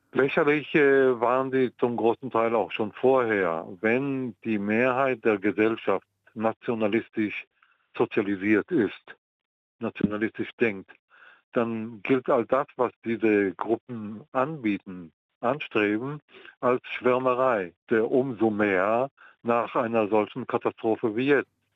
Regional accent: Israel; moved away; also born or lived in Jerusalem; Ich bin in Israel geboren oder besser, ich bin im Mandatsgebiet Palästina geboren. Ich war in Jerusalem, äh, als der Krieg im Jahr 48 stattfand

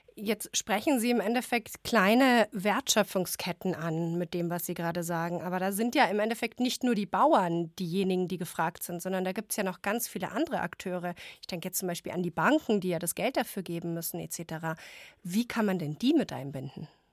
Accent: Germany; wir als Deutschland, wir als Deutsche

